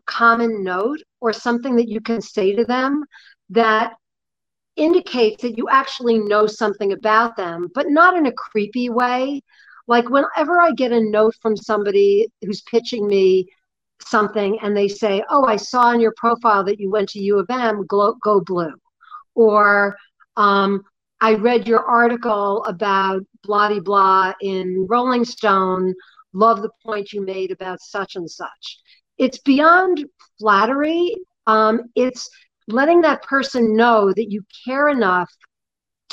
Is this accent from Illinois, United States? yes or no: no; New York, United States; I'm 65 years old and I'm from New York